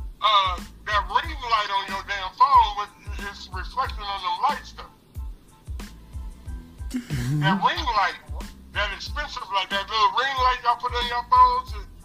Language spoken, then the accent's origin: English; Iowa, United States; I'm from the Midwest. I'm from Iowa